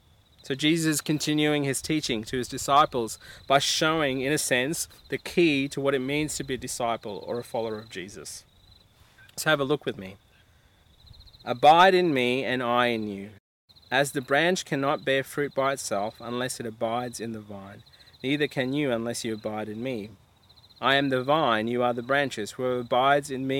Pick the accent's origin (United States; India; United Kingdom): India; I'm Indian, and one of the things I used to love growing up at my house with my mum would cook the famous chicken curry